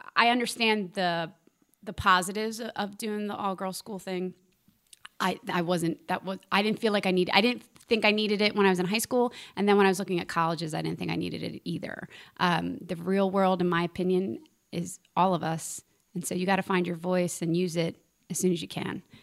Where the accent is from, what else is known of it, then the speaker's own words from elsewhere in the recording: Philadelphia, Pennsylvania, United States; moved away; I grew up in Philadelphia. There's a church on every corner.